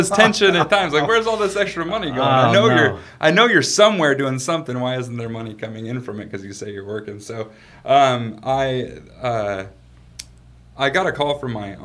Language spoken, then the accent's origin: English; Aberdeen, Washington, United States; I grew up on the West Coast. I grew up in Aberdeen, Washington.